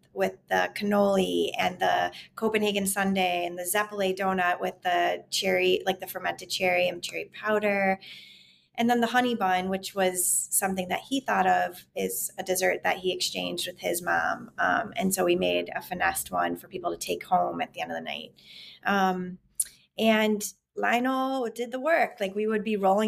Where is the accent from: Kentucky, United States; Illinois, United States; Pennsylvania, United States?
Illinois, United States; Chicago; moved away as an adult; now in Los Angeles, United States; Chicago is my hometown